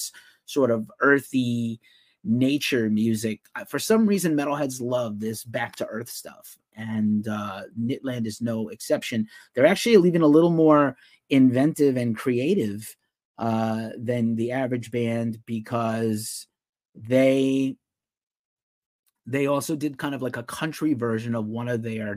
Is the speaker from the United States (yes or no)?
yes; United States; being American